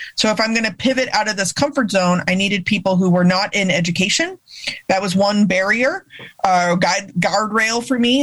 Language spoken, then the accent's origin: English; Texas, United States; growing up in Texas